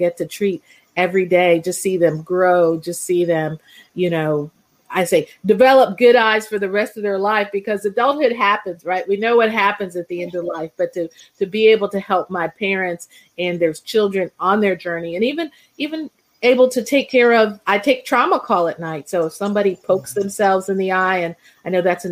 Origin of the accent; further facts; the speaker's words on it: West Virginia, United States; I was able to return to my home state of West Virginia